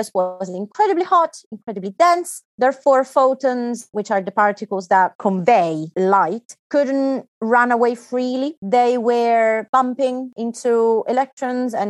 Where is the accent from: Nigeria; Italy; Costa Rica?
Italy; moved away as an adult; also born or lived in United Kingdom / China / Germany; I was born in Italy and that's where I did all my studies.